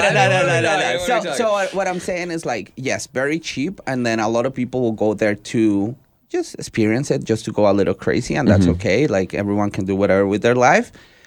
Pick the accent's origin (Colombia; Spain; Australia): Colombia; Colombia, exactly.